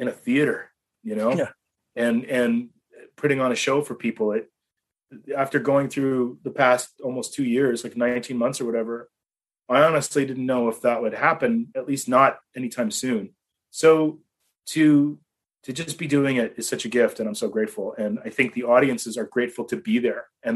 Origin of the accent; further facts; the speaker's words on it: Toronto, Ontario, Canada; moved away as an adult; now in United States; I grew up in Toronto. I mean, I guess I grew up in a suburb of Toronto called Etobicoke